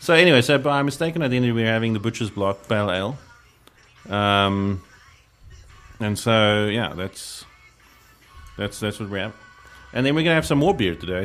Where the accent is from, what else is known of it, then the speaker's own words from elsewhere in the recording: South Africa; being a South African beer fan